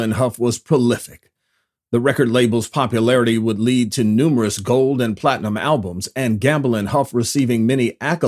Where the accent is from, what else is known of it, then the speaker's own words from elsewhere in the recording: Detroit, Michigan, United States; I'm born and raised in Detroit